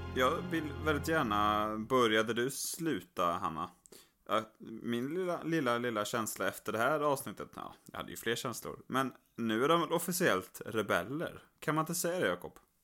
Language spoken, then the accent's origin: Swedish; Skövde, Västra Götaland, Sweden; moved away; här hemma i Skövde där jag är och, och hälsar på och spenderar en del av sommaren också